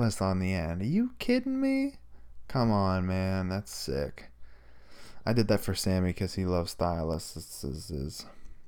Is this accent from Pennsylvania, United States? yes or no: yes; Pittsburgh, Pennsylvania, United States; we're from Pittsburgh